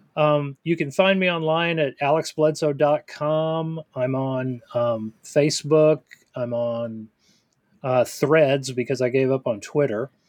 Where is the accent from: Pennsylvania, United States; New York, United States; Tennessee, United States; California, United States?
Tennessee, United States; I grew up in Tennessee